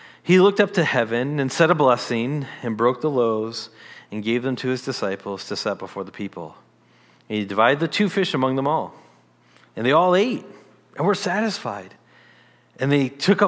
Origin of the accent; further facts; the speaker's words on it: Detroit, Michigan, United States; as a teen, I grew up in Michigan, the Detroit area of Michigan